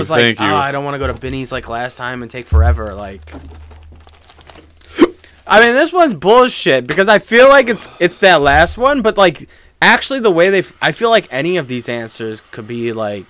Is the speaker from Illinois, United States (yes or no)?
yes; Chicago, Illinois, United States; The Chicago in me, right?